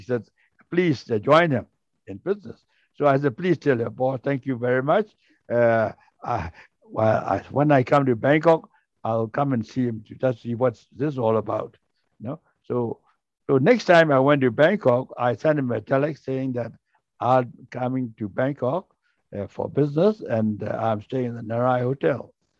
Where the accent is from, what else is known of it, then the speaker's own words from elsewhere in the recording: Singapore; And I explained to her that I am from Singapore.